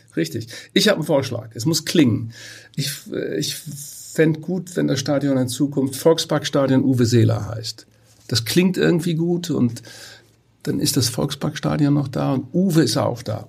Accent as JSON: {"language": "German", "town": "Twistringen", "region": "Lower Saxony", "country": "Germany", "tie": "born or raised there", "said": "in meinem Heimatort Twistringen"}